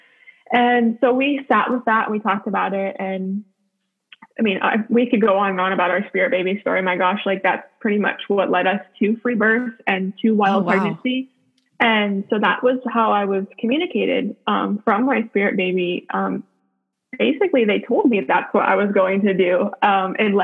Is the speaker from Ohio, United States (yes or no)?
yes; Youngstown, Ohio, United States; now in Spartanburg, United States; I'm from Youngstown, Ohio, which is northeastern Ohio, about 45 minutes from Cleveland and also 45 minutes from Pittsburgh area. Me and my husband both grew up there